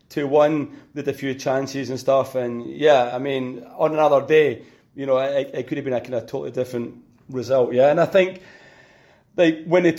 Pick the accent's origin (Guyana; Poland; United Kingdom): United Kingdom; Scotland; as a Scotsman